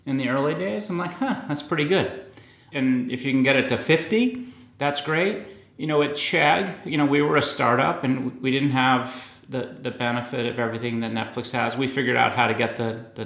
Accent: Boston, Massachusetts, United States; I grew up in Boston. From Dorchester

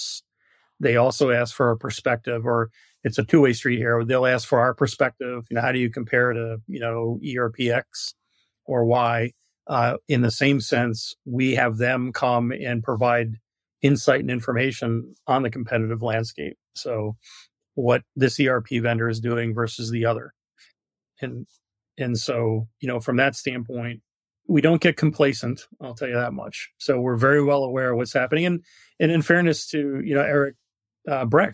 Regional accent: New York, United States; moved away; I'm from New York originally

